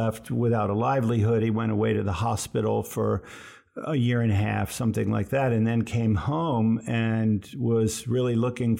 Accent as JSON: {"language": "English", "town": "Absecon", "region": "New Jersey", "country": "United States", "tie": "born or raised there", "also_born_or_lived": "Cambridge, Massachusetts", "moved": "yes", "lives_now": "Boston, United States", "said": "I was born in South Jersey in the Pine Barrens"}